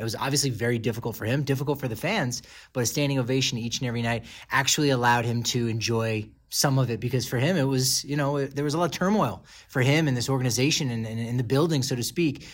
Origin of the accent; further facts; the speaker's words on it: East Coast, United States; moved away as an adult; now in Colorado, United States; me growing up on the East Coast